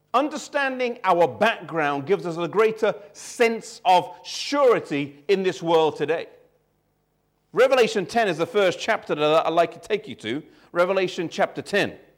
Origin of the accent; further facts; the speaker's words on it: England, United Kingdom; growing up here in this country, even though I was born and raised here, neither of my parents were born or raised in England